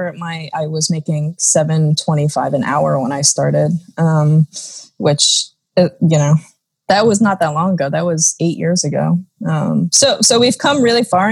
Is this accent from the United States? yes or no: yes; New Jersey, United States; also born or lived in South Korea; I was adopted from Korea when I was 13 months old, so just over a year old. And my parents by that time had moved to New Jersey. So I moved to New Jersey. I spent my childhood, my adolescence there